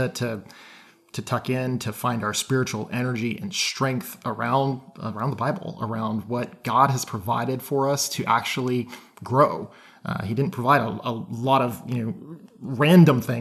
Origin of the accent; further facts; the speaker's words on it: Alaska, United States; moved away; I am from Alaska originally, but I've been here so long at this point